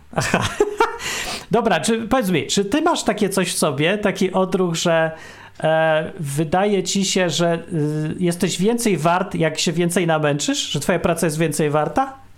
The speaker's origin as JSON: {"language": "Polish", "country": "Poland", "moved": "yes", "said": "my z Polski, czy tam y, po polsku mówimy"}